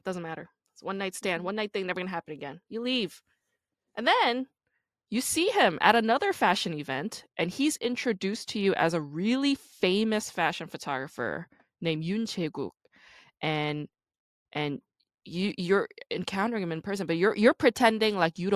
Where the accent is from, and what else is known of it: New York City, New York, United States